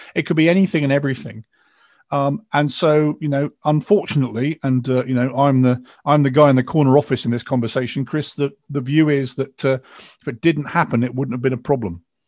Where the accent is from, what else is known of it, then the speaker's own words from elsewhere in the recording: England, United Kingdom; I'm English